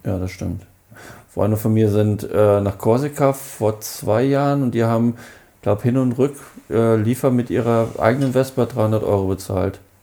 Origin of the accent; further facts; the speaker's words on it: Hanover, Lower Saxony, Germany; ich komme aus Hannover